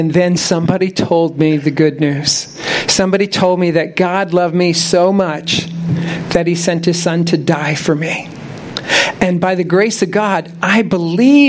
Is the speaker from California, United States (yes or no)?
no; Tampa, Florida, United States; moved away as an adult; also born or lived in Orlando area, Florida; now in near Orlando, United States; I'm from Tampa. I grew up here. I spent most of my life here.